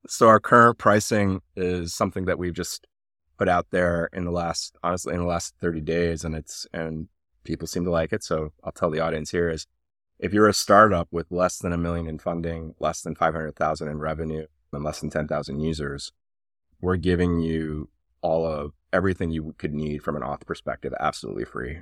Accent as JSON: {"language": "English", "town": "Havertown", "region": "Pennsylvania", "country": "United States", "tie": "born or raised there", "also_born_or_lived": "Iran / Switzerland / Germany / Atlanta, Georgia", "said": "I grew up right outside of Philadelphia in Havertown"}